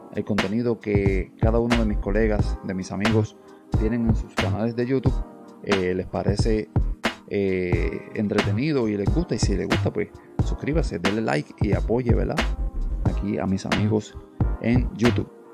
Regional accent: Puerto Rico; somos boricuas

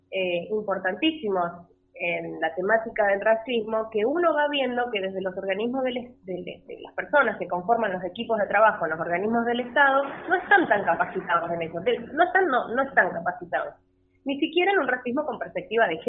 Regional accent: Esquel, Chubut, Argentina; desde mi ciudad natal, donde soy yo, en Esquel, em, hablé con el director de cultura, le comenté la historia y desde las redes de Esquel salió la historia de María, que Esquel es un lugar chico y no se conoce, la verdad.

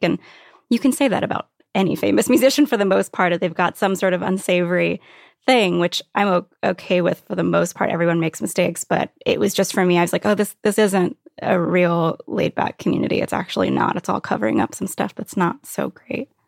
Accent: Virginia Beach, Virginia, United States; moved away as an adult; also born or lived in New York City / Brooklyn / Catskills; I grew up in Virginia Beach

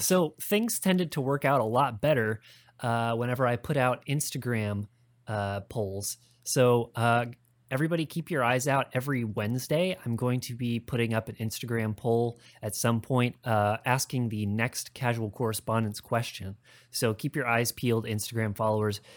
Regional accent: Midwest, United States; grew up in the Midwest

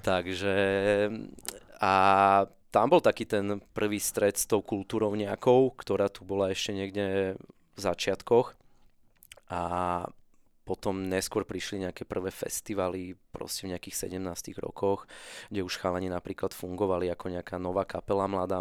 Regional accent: Bratislava, Bratislava Region, Slovakia; ja som z Petržalky, zo sídliska, najväčšieho na Slovensku

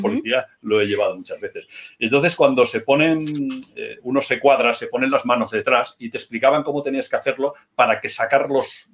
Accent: Moratalla, Region of Murcia, Spain; also born or lived in Barcelona; now in Huesca, Spain; yo soy murciano

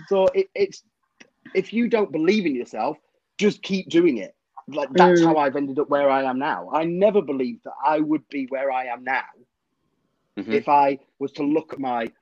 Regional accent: Cumbria, North West England, United Kingdom; I'm from Cumbria

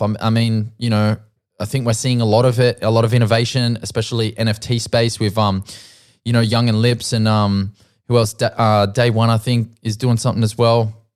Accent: Central Coast, New South Wales, Australia; where I grew up on the Central Coast

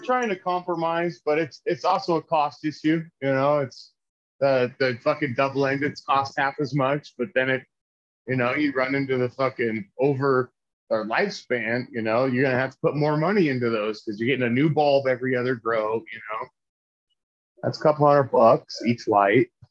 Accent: California, United States; now in Denver, United States; we will move back to California

